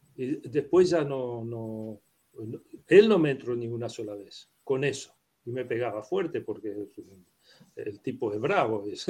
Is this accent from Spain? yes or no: no; Uruguay; Spanish is a second language; also born or lived in Prague, Czech Republic; yo soy uruguayo.